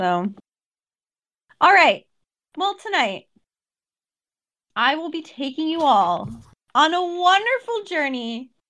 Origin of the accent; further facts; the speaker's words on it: Ohio, United States; So I grew up in Ohio, and my grandparents lived in farm country